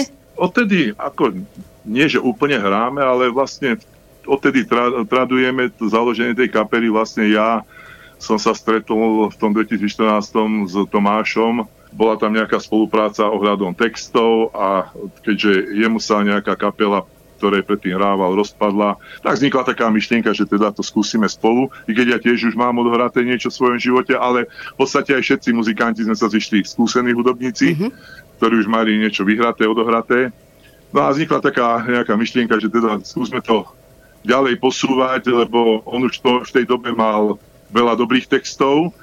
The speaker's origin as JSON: {"language": "Slovak", "town": "Banská Bystrica", "region": "Banská Bystrica Region", "country": "Slovakia", "said": "dvaja sme Bystričania"}